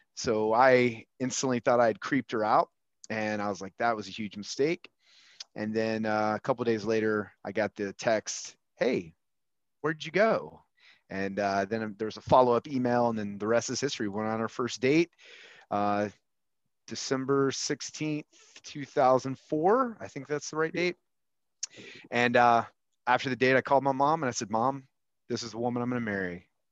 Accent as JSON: {"language": "English", "town": "Huntsville", "region": "Alabama", "country": "United States", "tie": "born or raised there", "said": "I grew up with you in Huntsville, Alabama"}